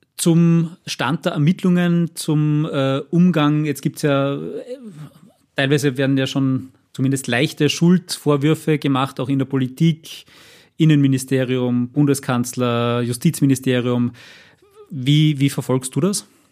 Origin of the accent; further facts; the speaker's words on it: Austria; bei uns in Österreich